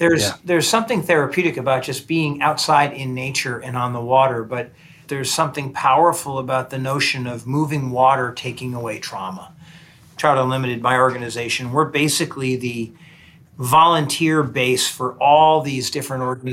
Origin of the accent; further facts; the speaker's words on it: New Jersey, United States; moved away as an adult; also born or lived in Vermont; now in Washington, D.C., United States; So I grew up in New Jersey